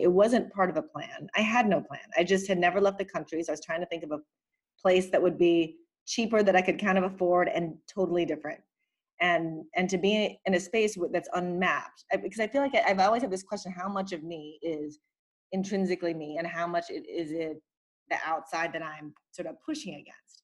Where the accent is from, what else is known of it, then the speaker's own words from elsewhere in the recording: Philippines; I'm from the Philippines